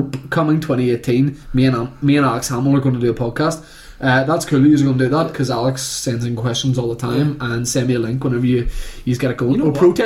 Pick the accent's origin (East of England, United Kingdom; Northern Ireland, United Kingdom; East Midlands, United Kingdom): Northern Ireland, United Kingdom; Holywood; switched on the Christmas lights in Hollywood this year. Yeah. My hometown